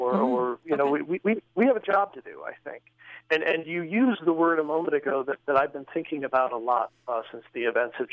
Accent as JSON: {"language": "English", "country": "United States", "said": "part of our identity as American Catholics today"}